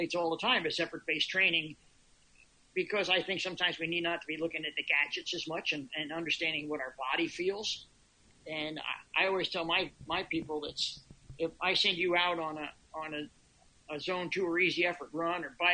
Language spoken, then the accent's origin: English; Philadelphia, Pennsylvania, United States; also born or lived in Boulder, Colorado; now in Montauk, United States; I'm an East Coaster originally. I'm originally from the Philadelphia area